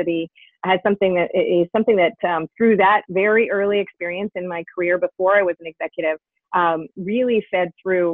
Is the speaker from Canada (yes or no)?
yes; Canada; I am Canadian